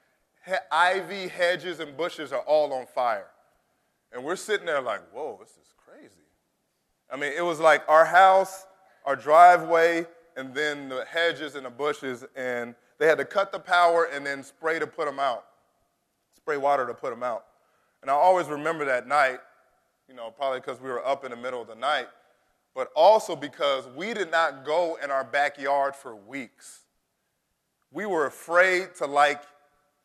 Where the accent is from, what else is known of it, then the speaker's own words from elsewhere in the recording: United States; as an American